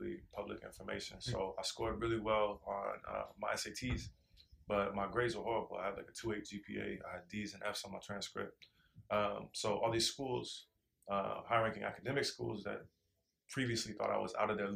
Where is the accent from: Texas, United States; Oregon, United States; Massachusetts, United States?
Oregon, United States; Portland; moved away; I'm from Northeast Portland, specifically King Alberta, which is a neighborhood that historically has been home to the vast majority of the small black population